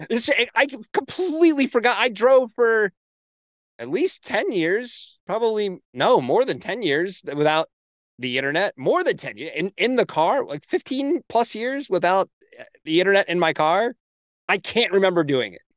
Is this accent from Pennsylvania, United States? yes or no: yes; Hershey, Pennsylvania, United States; I grew up near Hershey Park in Hershey, Pennsylvania